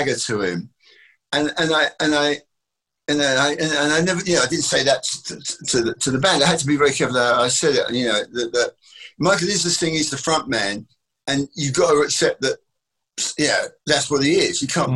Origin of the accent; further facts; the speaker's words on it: England, United Kingdom; being English